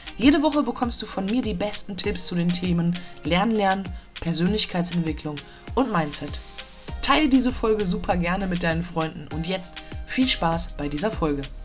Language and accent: German; Dortmund, North Rhine-Westphalia, Germany; ich komme aus Dortmund